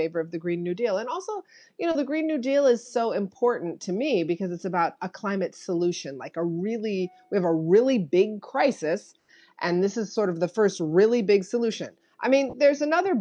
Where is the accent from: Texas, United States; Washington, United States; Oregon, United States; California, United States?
California, United States; I was raised in California, kind of like not in the heart of any of those communities or identities